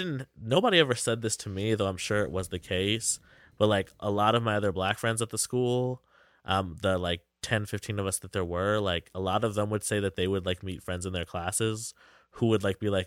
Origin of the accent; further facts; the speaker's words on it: Lancaster, Pennsylvania, United States; I grew up in Lancaster.